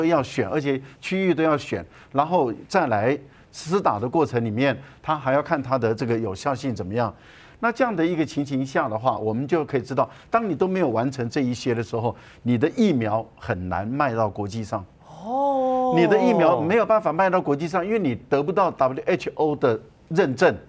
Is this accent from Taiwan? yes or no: yes; Taiwan; 第二个呢，你也没有理由用我们台湾人的生命。